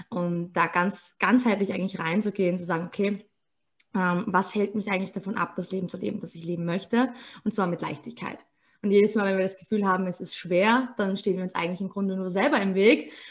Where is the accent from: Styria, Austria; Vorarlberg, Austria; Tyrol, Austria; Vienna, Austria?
Vienna, Austria; ich bin 28 und komme aus Wien, äh, gebürtige Wienerin auch geboren.